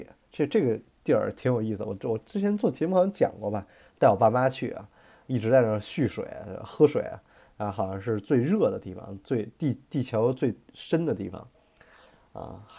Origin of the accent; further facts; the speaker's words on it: China; 我觉得也是我们就是中国人有钱嘛，所以教育也越来越跟得上。